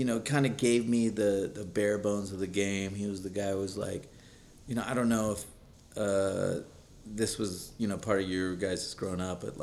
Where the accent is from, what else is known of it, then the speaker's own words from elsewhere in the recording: the Bay Area, California, United States; I grew up in the Bay